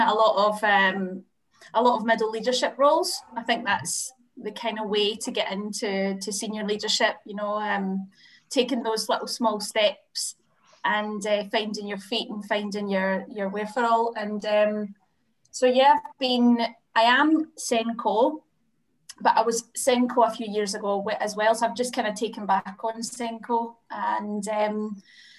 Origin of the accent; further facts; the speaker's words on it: Glasgow, Scotland, United Kingdom; now in Madrid, Spain; I'm from Glasgow, Scotland, currently in Glasgow, Scotland, which is amazing. Yay! But I live in Madrid in Spain